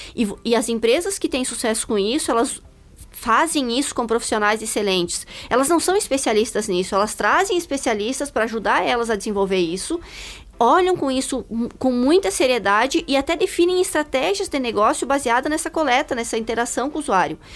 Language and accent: Portuguese; interior of Rio Grande do Sul, Brazil; moved away; also born or lived in United States; eu nasci lá no interior do Rio Grande do Sul, né? Já andei um pouco por esse país, morei nos Estados Unidos.